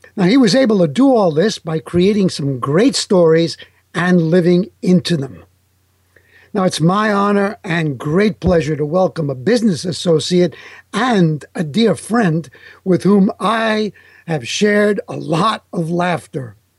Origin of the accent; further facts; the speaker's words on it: New York, United States; first language Italian; English is a second language; my parents were from Italy and they spoke Italian to me. So my first language was Italian. Yes. But uh, when I started going to school in, in New York